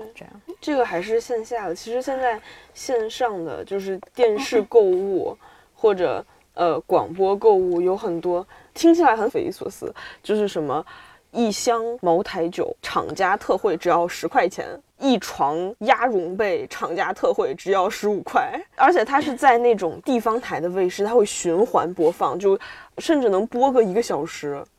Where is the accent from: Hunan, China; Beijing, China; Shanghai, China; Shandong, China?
Beijing, China; 我是北京的